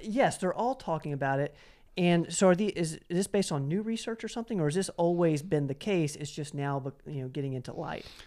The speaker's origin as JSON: {"language": "English", "town": "Knoxville", "region": "Tennessee", "country": "United States", "tie": "born or raised there", "said": "the Jackson Avenue Tea Company is in my hometown of Knoxville"}